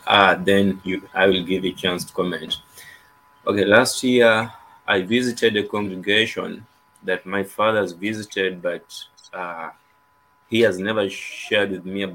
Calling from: Kenya; I'm your viewer from Kenya

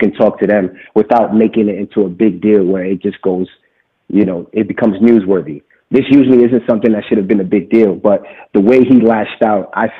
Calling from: New York, United States; nice to meet you. I'm from New York.

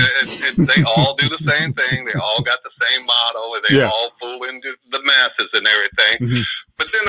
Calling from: Oakland, California, United States; from Oakland.

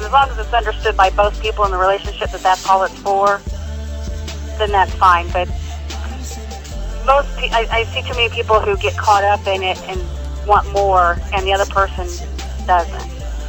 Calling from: Indianapolis, Indiana, United States

